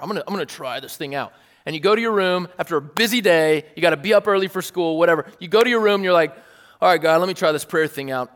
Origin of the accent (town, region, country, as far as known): United States